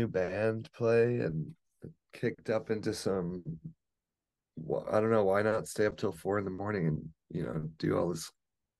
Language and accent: English; Detroit, Michigan, United States; moved away as an adult; also born or lived in Redford / Plymouth / Chicago; now in Los Angeles, United States; I'm from Detroit. I'm from